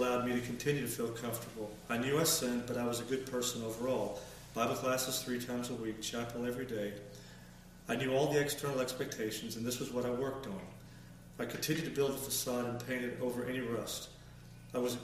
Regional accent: Huntsville, Alabama, United States; I grew up in the Huntsville, Alabama area

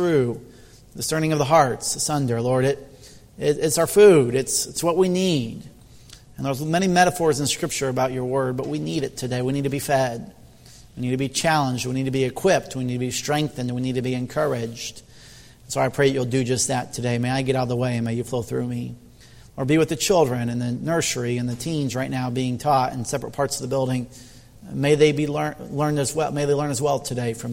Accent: Indiana, United States; moved away; where I grew up there in Indiana with my family

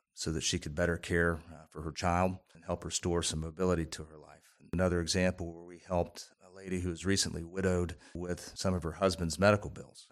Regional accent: Columbia, United States; I grew up in Columbia

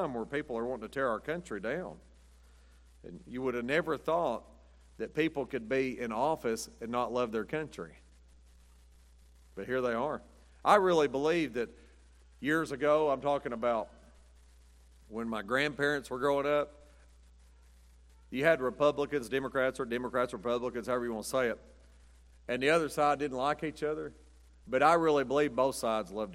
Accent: United States; I'm an American

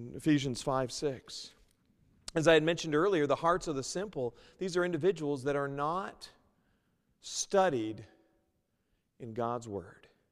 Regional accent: United States; moved away as an adult; also born or lived in Seattle / New York; I was originally from the States

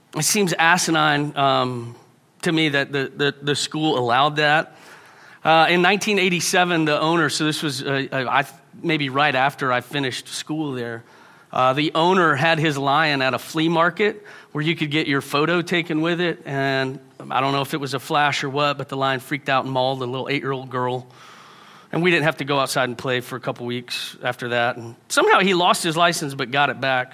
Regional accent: Houston, Texas, United States; moved away; I grew up in Houston. If you've been to Houston, it's a great place to be from.

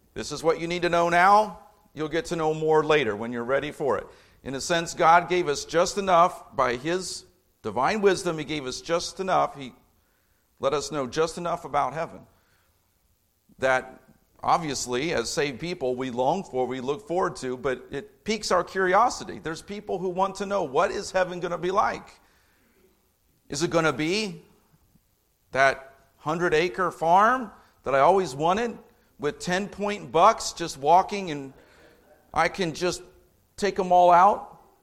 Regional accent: Indianapolis, Indiana, United States; now in Lafayette, United States; I grew up in Indianapolis, not Chicago

